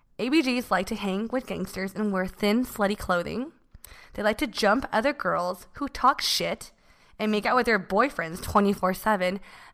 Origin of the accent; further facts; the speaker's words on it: Bay Area, California, United States; So I'm from the Bay Area.